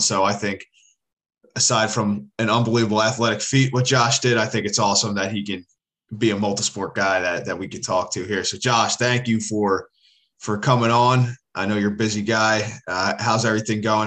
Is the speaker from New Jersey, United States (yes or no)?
no; Philadelphia, Pennsylvania, United States; moved away; growing up in Philly